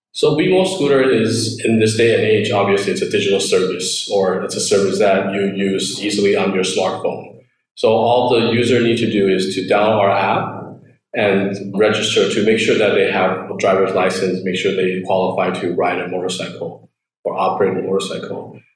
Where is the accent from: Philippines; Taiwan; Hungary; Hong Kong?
Taiwan; also born or lived in United States; I grew up in Taiwan. I was actually born in the States, but I already moved back to Taiwan when I was about one to two years old.